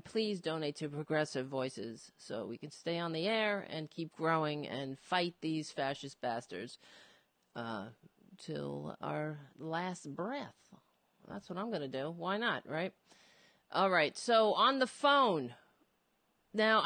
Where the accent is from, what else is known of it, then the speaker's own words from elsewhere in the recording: New York City, New York, United States; I was born in Brooklyn, and, it feels like home to me